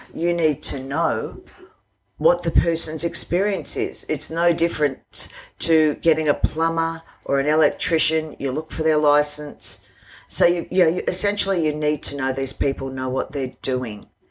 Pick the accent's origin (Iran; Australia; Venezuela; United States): Australia; I'm an Aussie